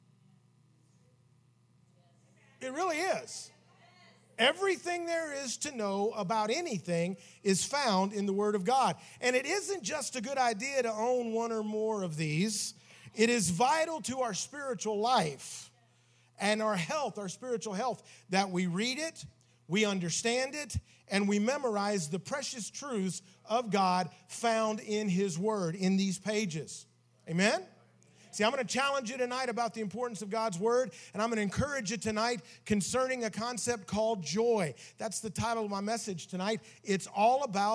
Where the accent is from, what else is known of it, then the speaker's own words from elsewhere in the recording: Tennessee, United States; We grew up in Tennessee together